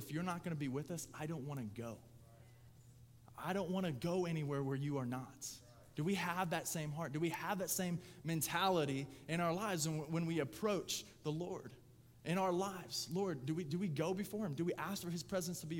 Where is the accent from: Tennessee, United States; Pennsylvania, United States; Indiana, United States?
Indiana, United States; Lapel; I grew up in LaPel. I'm closer to Pendleton.